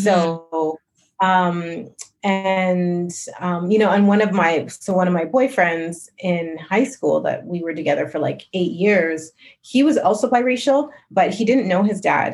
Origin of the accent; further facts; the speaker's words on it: Calgary, Alberta, Canada; growing up in Calgary